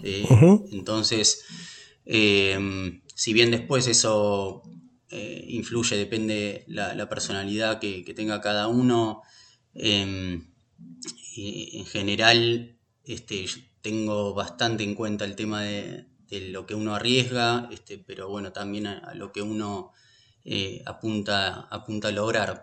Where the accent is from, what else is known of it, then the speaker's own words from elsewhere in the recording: Buenos Aires, Argentina; also born or lived in Pinamar / Olivos; nací en Buenos Aires, viví en, en Buenos Aires hasta los 35 años